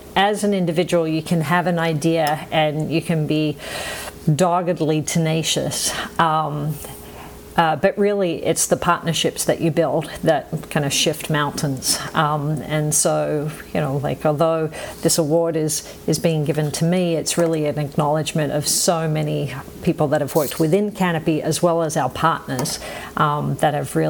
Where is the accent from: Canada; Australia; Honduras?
Australia; moved away; been out of Australia for long enough to pick up a funny accent, as you can all tell. I still identify as an Aussie, right? Like, I still have an Aussie sense of humour.